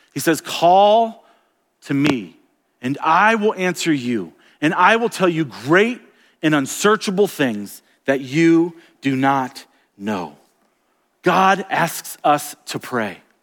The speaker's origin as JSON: {"language": "English", "region": "Florida", "country": "United States", "tie": "born or raised there", "also_born_or_lived": "Colorado", "moved": "yes", "lives_now": "Montana, United States", "said": "I grew up in Florida where it's very, very flat."}